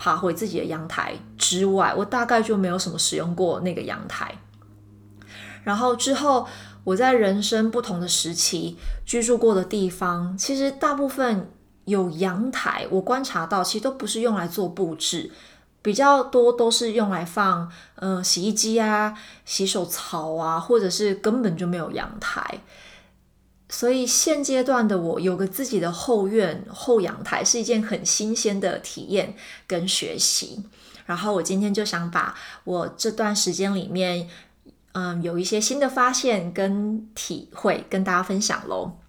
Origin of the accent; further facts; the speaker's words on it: Taiwan; moved away; 我今年抵达现在的新家之后啊，我是把就是我从台湾带过来的很有经验的卡片、照片，然后小布偶。